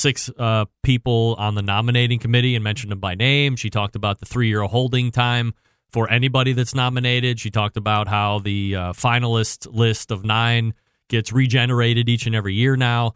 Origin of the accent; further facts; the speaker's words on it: United States; I'm a American